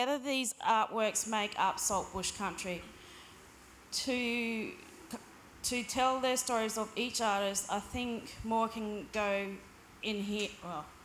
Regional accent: Birdsville, Queensland, Australia; also born or lived in Simpson Desert; now in Port Augusta, Australia; I'm a Wonkawa woman from the Simpson Desert, and I come from Birdsville in Queensland.

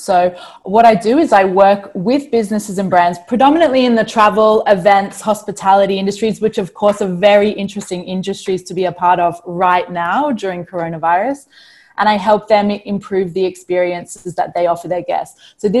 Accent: Australia; also born or lived in New Zealand; I was born in New Zealand. I was raised in Australia.

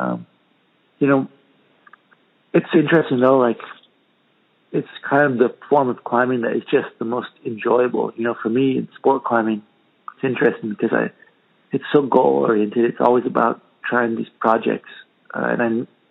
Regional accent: Santa Cruz, California, United States; moved away as an adult; now in Spain; growing up in Santa Cruz in the ocean all the time

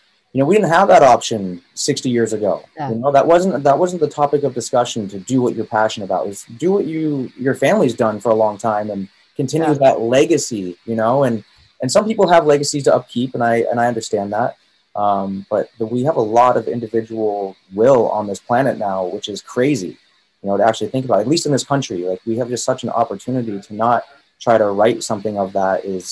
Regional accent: Montana, United States; moved away; when I grew up in Montana

